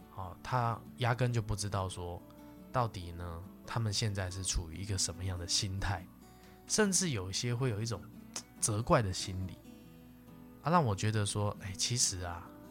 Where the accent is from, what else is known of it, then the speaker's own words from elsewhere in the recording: Taiwan; 那以我们这个台湾的老年人呢，会有很多哈